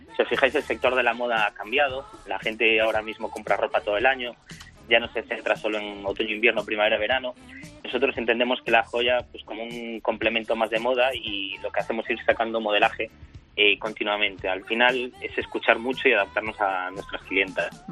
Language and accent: Spanish; A Coruña, Galicia, Spain; also born or lived in Ourense; provenimos de Orense, la familia viene de Orense, pero bueno, yo he nacido en La Coruña